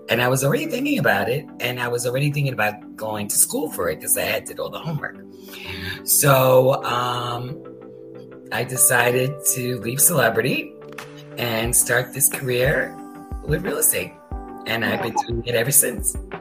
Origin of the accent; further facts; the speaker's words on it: Pennsylvania, United States; moved away as an adult; now in Florida, United States; I'm originally from Pennsylvania.